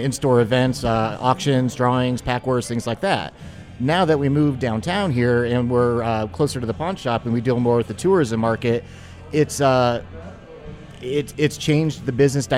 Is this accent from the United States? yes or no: yes; Dallas, Texas, United States; now in Las Vegas, United States; being from Dallas, not a traditional hockey town, so I wasn't raised with hockey in my blood